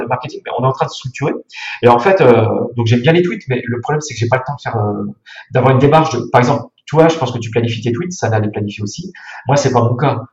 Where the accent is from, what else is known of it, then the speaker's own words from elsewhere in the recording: Burgundy, Bourgogne-Franche-Comté, France; moved away; Je suis bourguignon. Je viens du Morvan